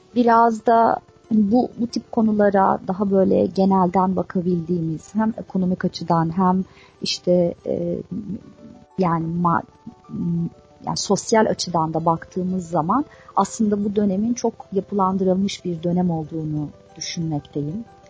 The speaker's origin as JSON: {"language": "Turkish", "region": "Istanbul", "country": "Turkey", "tie": "born or raised there", "said": "İstanbul'da doğdum büyüdüm"}